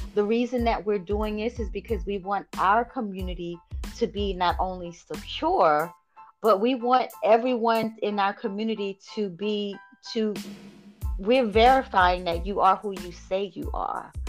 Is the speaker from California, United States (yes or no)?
no; Bamberg, South Carolina, United States; now in Georgia, United States; I am originally from South Carolina. I'm currently living in Georgia